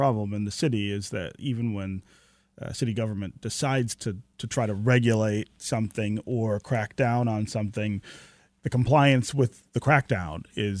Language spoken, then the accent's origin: English; Detroit, Michigan, United States; near where I was born here in Detroit